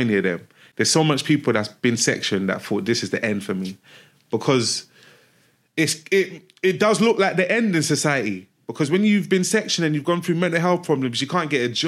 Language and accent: English; Nigeria; I'm from Nigeria.